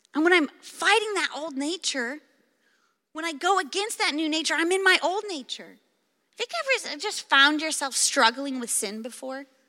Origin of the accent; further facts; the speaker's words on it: Clark County, Pacific Northwest, Washington, United States; I grew up in the Pacific Northwest. In fact, I've lived in Clark County my entire life